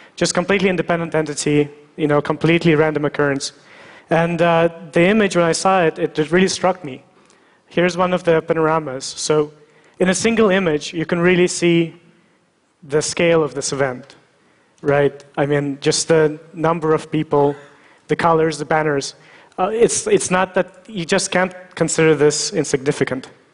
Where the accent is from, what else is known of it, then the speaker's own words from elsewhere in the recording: Russia; I was born in Russia